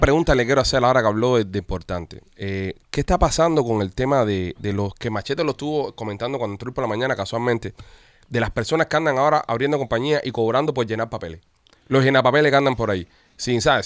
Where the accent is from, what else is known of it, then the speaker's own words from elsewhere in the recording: Cuba; somos latinos y somos cubanos